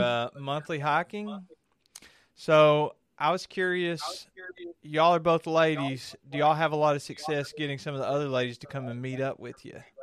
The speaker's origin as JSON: {"language": "English", "region": "Kentucky", "country": "United States", "said": "I'm from Kentucky"}